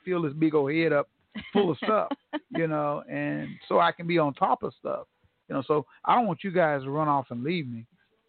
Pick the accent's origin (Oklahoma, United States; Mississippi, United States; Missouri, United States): Oklahoma, United States; Tulsa; born or raised there; moved away as an adult; also born or lived in Houston, Texas